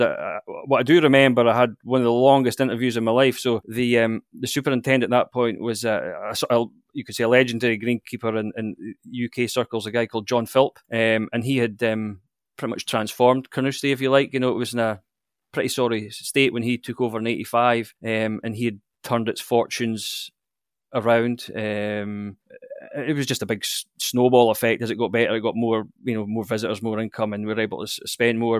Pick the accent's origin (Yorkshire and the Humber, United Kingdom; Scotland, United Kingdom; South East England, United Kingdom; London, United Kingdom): Scotland, United Kingdom; Blair Atholl; I grew up in you could see the Central Highlands of Scotland, a, a, uh, a little village called Blairethal